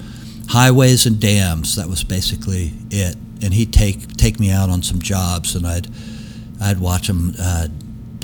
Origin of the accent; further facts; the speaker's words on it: Tulsa, Oklahoma, United States; also born or lived in Wilmington, Delaware; now in New York, United States; I grew up in Tulsa